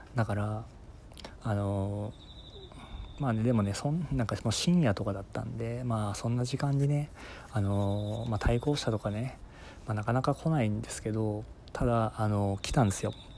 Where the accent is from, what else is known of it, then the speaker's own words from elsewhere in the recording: Fukuoka, Japan; 地元が福岡